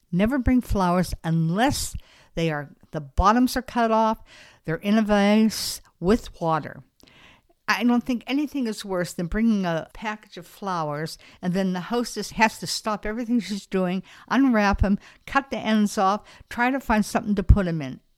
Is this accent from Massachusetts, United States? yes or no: no; Beverly Hills, California, United States; moved away; I'm originally from Beverly Hills, California